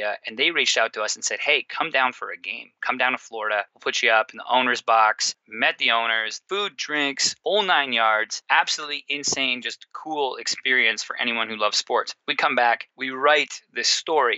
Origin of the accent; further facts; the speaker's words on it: Surrey, British Columbia, Canada; moved away as an adult; also born or lived in Toronto; I'm originally from a suburb from Vancouver, British Columbia, called Surrey. So I'm from there. I grew up playing sports my whole life